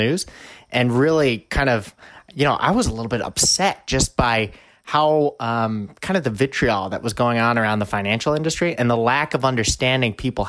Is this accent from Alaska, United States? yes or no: no; Vermont, United States; moved away; I came from Vermont, and somehow I was actually a Vermonter who idolized the New York Giants and the New York Yankees because my parents came from the New York area